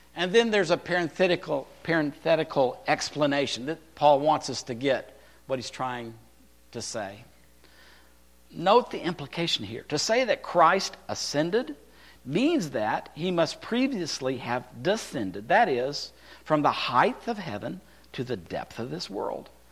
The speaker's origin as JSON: {"language": "English", "region": "Texas", "country": "United States", "tie": "born or raised there", "also_born_or_lived": "California", "said": "I lived in Texas. I was born in California"}